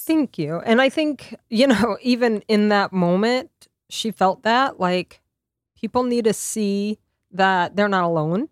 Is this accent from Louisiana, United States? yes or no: yes; Lafayette, Louisiana, United States; moved away as an adult; also born or lived in New York; in my hometown in Lafayette